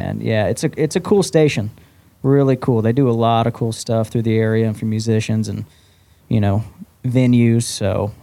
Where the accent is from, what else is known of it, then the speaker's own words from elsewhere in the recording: Omaha, Nebraska, United States; now in Nashville, United States; born and raised in Omaha, Nebraska